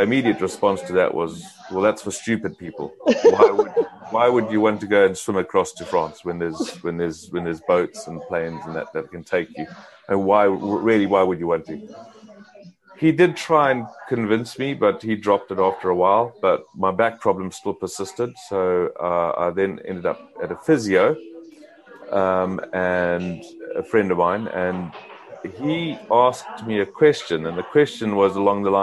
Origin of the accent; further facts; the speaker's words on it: Zimbabwe; Growing up in Zimbabwe in Africa, I did a lot of sport